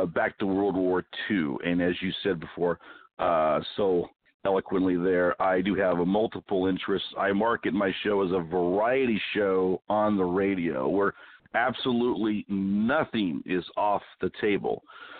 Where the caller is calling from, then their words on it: Arizona, United States; I am calling from my mountain stronghold here in Arizona.